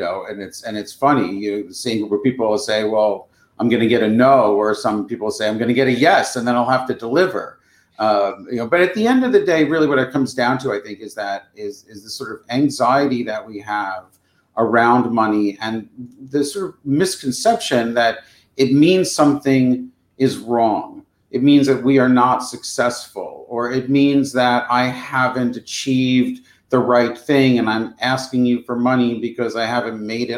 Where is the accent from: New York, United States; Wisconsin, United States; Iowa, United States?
New York, United States; now in New York City, United States; I came all the way from Long Island to be a theater director.